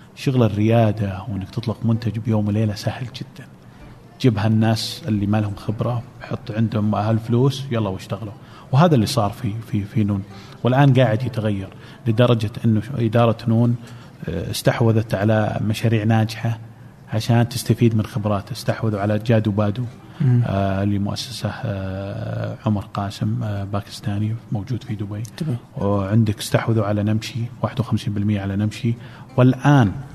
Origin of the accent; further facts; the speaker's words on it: Saudi Arabia; عندنا في السعوديه